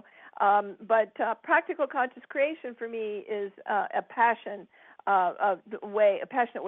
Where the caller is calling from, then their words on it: Westlake Village, California, United States; I'm calling in from Southern California, just outside of Los Angeles, a little place called Westlake Village.